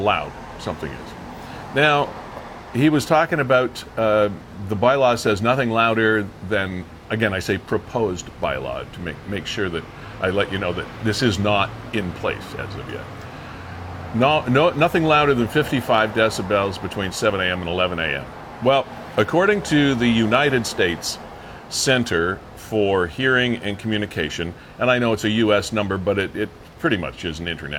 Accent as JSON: {"language": "English", "town": "Niagara Falls", "region": "Ontario", "country": "Canada", "tie": "born or raised there", "said": "I was born in Niagara Falls."}